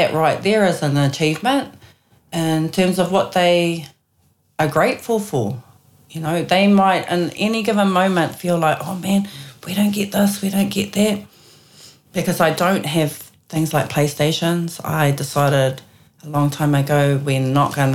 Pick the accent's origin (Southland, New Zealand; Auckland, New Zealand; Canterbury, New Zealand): Auckland, New Zealand; also born or lived in Hauraki / Waikato; we grew up in West Auckland, so we had the West Coast to relate to growing up